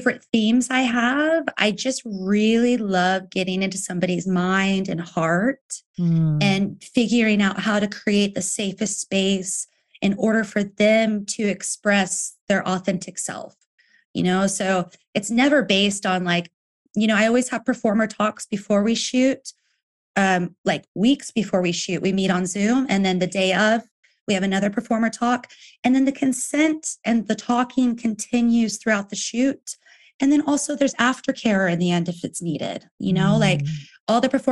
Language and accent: English; Nevada, United States; moved away as an adult; also born or lived in Texas / San Francisco; now in Berlin, Germany; I grew up, like, I was born in Texas, but when I was 8, we moved to Nevada